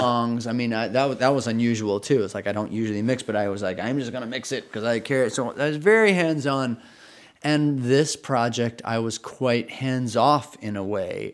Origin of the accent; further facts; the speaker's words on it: Socorro, New Mexico, United States; moved away; I grew up in Socorro, New Mexico, which is a pretty small town of, of like 10,000 people.